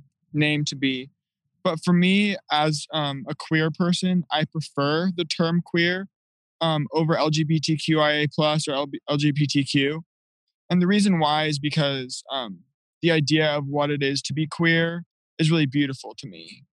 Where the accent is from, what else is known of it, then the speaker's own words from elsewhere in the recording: Salt Lake City, Utah, United States; I am from Salt Lake. I actually live in Emigration Canyon in Salt Lake. That's where I grew up in the mountains. And I went to Skyline High School, which is in Mill Creek, Utah.